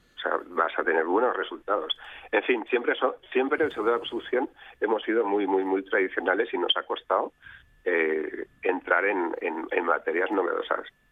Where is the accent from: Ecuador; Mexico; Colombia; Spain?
Spain